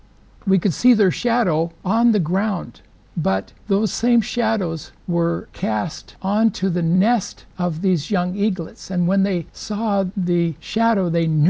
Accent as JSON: {"language": "English", "area": "the Northwest", "region": "Pacific Northwest", "country": "United States", "said": "I'm from the Northwest"}